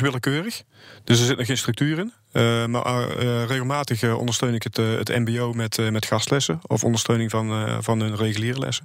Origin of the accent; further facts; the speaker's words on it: Goirle, North Brabant, Netherlands; ik kom uit Goorlen, dat is tussen Tilburg en de Belgische grens